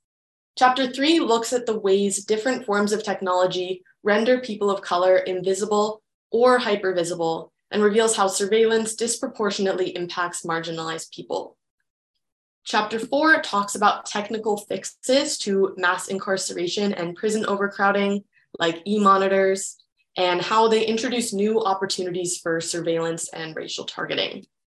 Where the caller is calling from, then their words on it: Vancouver, British Columbia, Canada; My pronouns are she, hers, and I'm calling in from Vancouver in Canada.